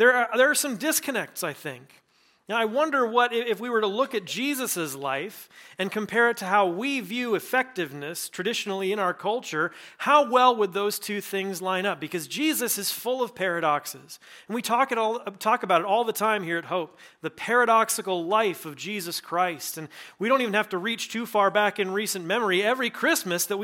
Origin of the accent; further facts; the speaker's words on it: Nebraska, United States; now in Iowa, United States; I grew up in Nebraska